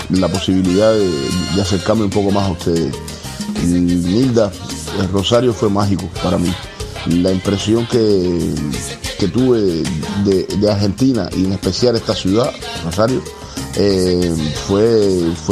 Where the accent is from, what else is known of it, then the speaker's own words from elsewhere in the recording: Cienfuegos, Cuba; Este es el nombre del barrio donde, donde yo nací y me crié en Cienfuegos.